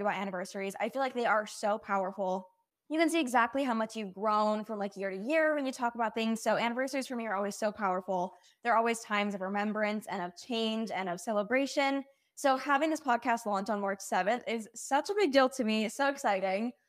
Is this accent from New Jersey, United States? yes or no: no; Utah, United States; moved away as an adult; also born or lived in Provo, Utah; now in Austin, United States; So I grew up in Utah. I never moved